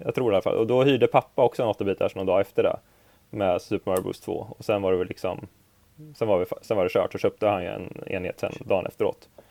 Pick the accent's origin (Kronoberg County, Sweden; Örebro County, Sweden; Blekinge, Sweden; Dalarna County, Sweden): Örebro County, Sweden; Örebro; jag är från Örebro